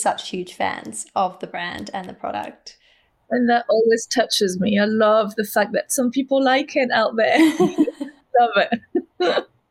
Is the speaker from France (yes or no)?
yes; south of France, France; accent: French; English is a second language; now in Melbourne, Australia; I'm French, as you can hear